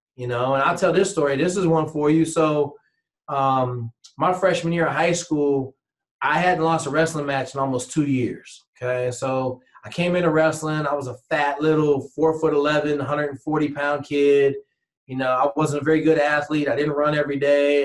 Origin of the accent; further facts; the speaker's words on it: Washington, United States; growing up in Washington State